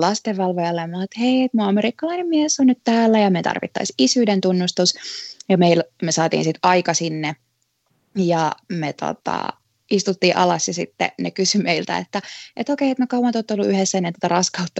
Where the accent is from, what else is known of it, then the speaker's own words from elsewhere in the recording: Helsinki, Uusimaa, Finland; moved away as an adult; also born or lived in Tampere; now in United States; Mä oon Helsingistä kotosi, mutta mä olin opiskellut Tampereella ja sitten tota, mä jäin sinne töihin